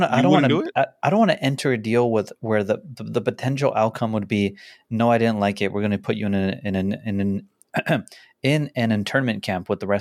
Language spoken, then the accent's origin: English; La Puente, California, United States; La Puente. I'm from La Puente.